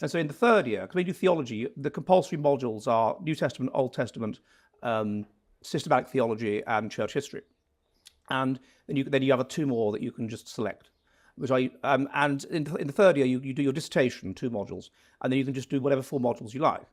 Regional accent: Wimbledon, London, United Kingdom; moved away as an adult; now in Finland; Originally from, um, Wimbledon, um, so j, sort of the su, area around there

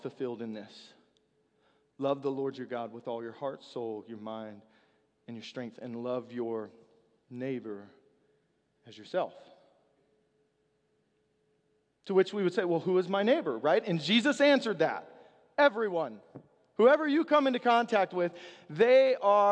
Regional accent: the South, United States; I'm from the South

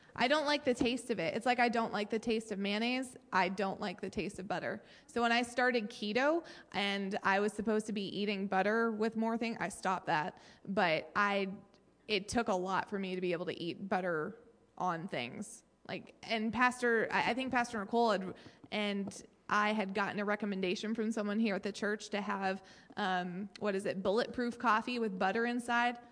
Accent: Maine, United States; I am from Maine

